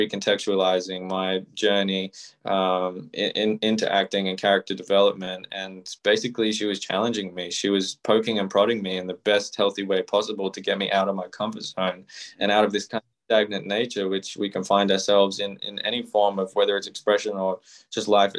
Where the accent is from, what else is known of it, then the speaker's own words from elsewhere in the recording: Melbourne, Victoria, Australia; the house that I grew up in here in Melbourne, Australia